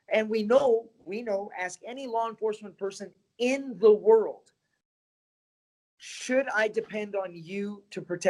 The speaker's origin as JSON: {"language": "English", "country": "Canada", "tie": "born or raised there", "moved": "yes", "lives_now": "United States", "said": "I grew up in Canada"}